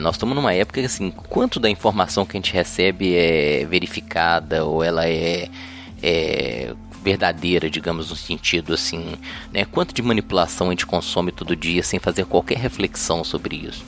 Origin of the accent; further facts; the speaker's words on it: Belo Horizonte, Minas Gerais, Brazil; eu sou de Belo Horizonte